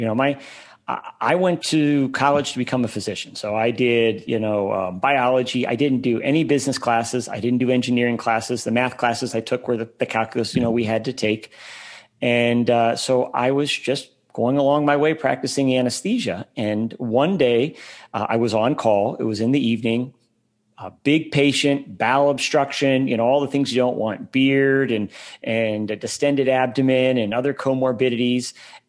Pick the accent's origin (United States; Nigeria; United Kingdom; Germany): Germany; born there; moved away; So I grew up an Army brat. I was born in Germany. I lived there again in high school. I went to 10 schools in 12 years.